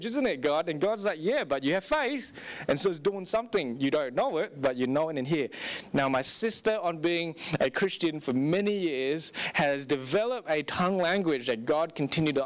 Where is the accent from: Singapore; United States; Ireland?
Singapore; I grew up in Singapore, and for 15 years of my life